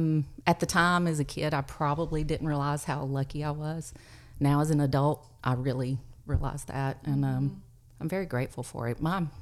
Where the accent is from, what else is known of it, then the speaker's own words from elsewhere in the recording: Overton County, Tennessee, United States; I grew up in Overton County.